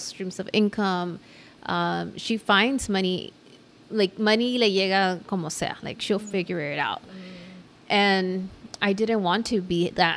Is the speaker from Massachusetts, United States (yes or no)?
no; Los Angeles, California, United States; I'm from South